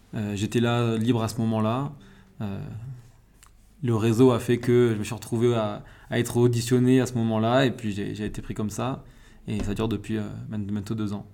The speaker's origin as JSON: {"language": "French", "region": "Corsica", "country": "France", "tie": "born or raised there", "moved": "as an adult", "said": "je suis né en Corse, j'ai fait 18 premières années de ma vie en Corse."}